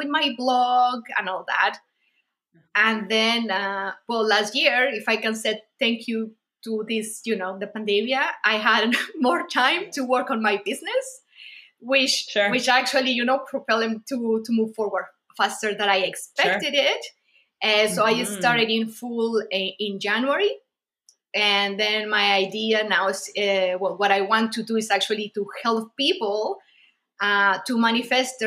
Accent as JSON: {"language": "English", "country": "Mexico", "said": "I'm from Mexico as well"}